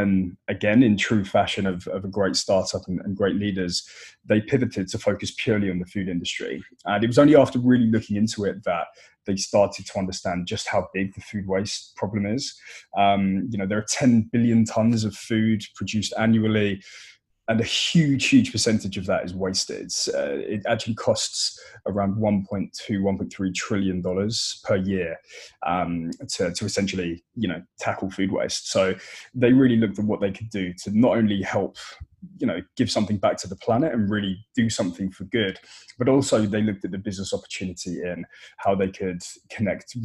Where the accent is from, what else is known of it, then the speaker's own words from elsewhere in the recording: United Kingdom; accent: British; my British accent